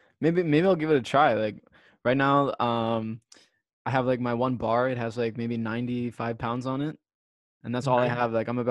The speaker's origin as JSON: {"language": "English", "town": "Cheltenham", "region": "Pennsylvania", "country": "United States", "tie": "born or raised there", "also_born_or_lived": "Miami", "moved": "yes", "said": "we actually grew up in the same neighborhood, Cheltenham, Philadelphia, Pennsylvania."}